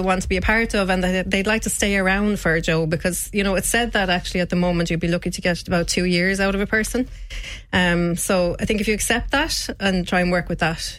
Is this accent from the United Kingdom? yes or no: no; Shannon, County Clare, Ireland; So I'm from Shannon originally.